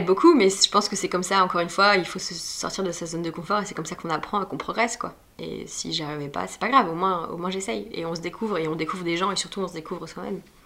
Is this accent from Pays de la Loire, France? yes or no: yes; Nantes, Pays de la Loire, France; moved away as an adult; now in Paris, France; j'ai grandi à Nantes et j'ai fait tout ça à Nantes et je suis arrivée à Paris euh, fin 2012